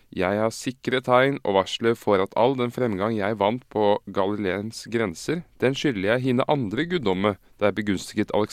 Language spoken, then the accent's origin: Norwegian; Oslo, Norway; er jo fra Uranienborg.